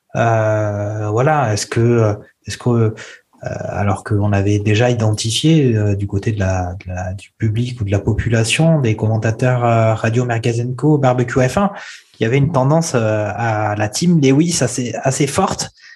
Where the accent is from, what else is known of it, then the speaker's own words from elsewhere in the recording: France; Quand on est français